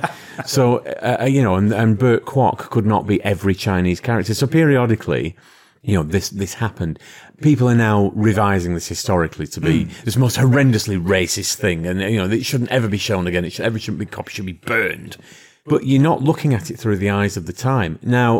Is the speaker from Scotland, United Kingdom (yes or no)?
no; London, United Kingdom; I'm a Korean from London.